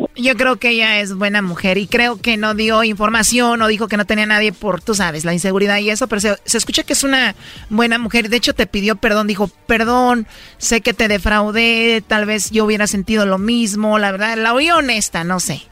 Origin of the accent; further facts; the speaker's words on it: Jalisco, Mexico; yo soy de Jalisco